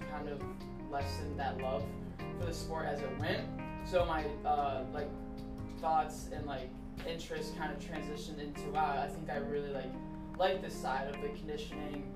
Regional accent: Canton, Ohio, United States; also born or lived in Dayton, Ohio / Saginaw, Michigan; I was born and raised here in the Canton, North Canton area.

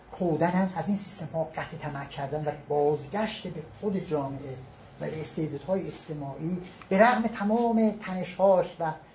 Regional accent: Iran; به عنوان یک ایرانی کوچیک

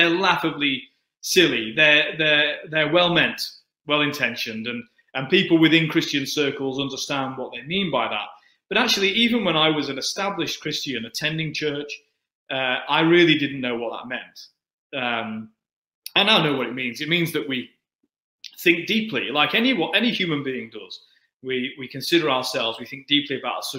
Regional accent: Manchester, North West England, United Kingdom; accent: Manchester; moved away; also born or lived in Altrincham; those who know English accents well will be able to hear that I am from Manchester.

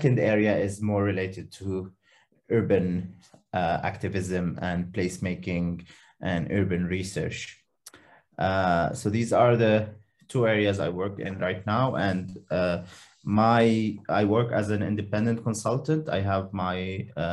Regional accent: Lebanon; moved away as an adult; now in Helsingborg, Sweden; I am from Lebanon. And 2 years ago, mm-hmm. I have moved to Sweden, and I now live in Helsingborg in the south of Sweden.

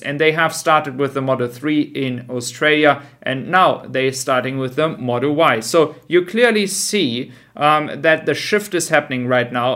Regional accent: Germany; I am from Germany

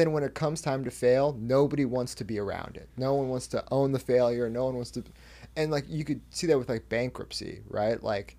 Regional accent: Northwest, United States; I often bring up, like, you know, I'm growing up in the Northwest in, like, throughout the 2000s

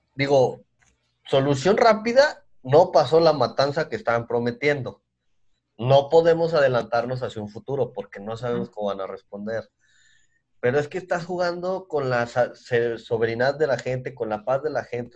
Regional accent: Mexico; Nosotros somos de México

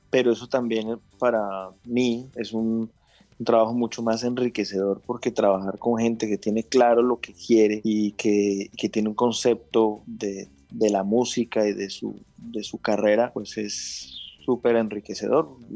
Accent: Bogotá, Colombia; yo creo, como, buen rolo. hasta que me, casé con una caleña.

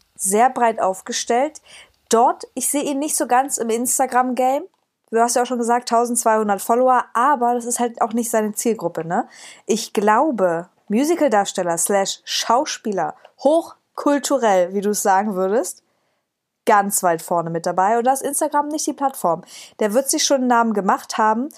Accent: Cottbus, Brandenburg, Germany; moved away as an adult; now in Dresden, Germany; aus Cottbus

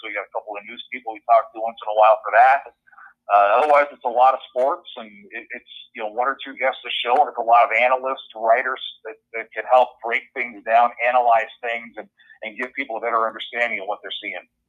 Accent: Superior, Wisconsin, United States; moved away as an adult; now in Minnesota, United States; I grew up in Superior, went to high school, graduated in Superior

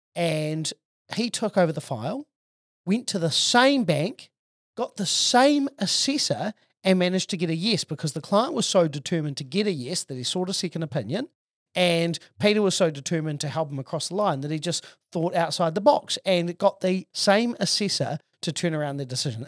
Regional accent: Auckland, New Zealand; I'm from Auckland and I've been specialising in property investment for 20 years

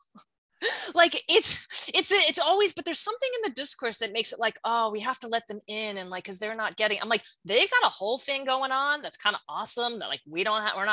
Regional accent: New York, United States; I'm from New York

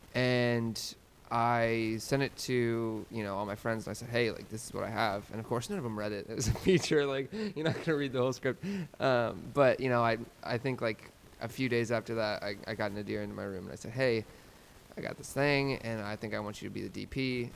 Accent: Oklahoma, United States; now in New York, United States; I'm from Oklahoma, um, and now I'm now I'm in New York

